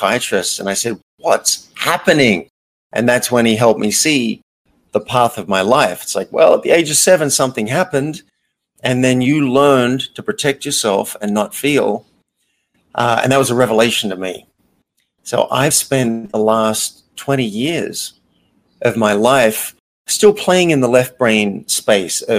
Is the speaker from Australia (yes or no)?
yes; Australia; moved away as an adult; also born or lived in New York; I grew up in Australia in a fairly small country-ish town.